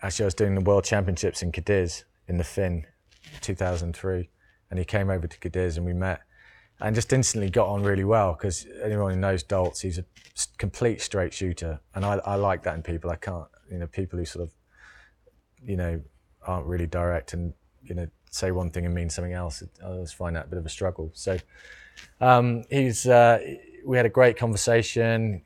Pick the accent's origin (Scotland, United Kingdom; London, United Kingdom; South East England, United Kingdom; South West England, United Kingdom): South West England, United Kingdom; Cornwall; I grew up in Cornwall.